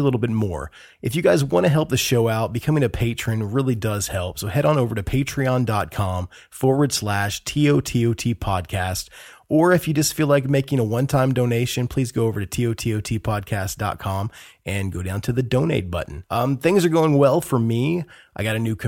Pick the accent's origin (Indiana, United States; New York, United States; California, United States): Indiana, United States; I'm from Indiana, born and raised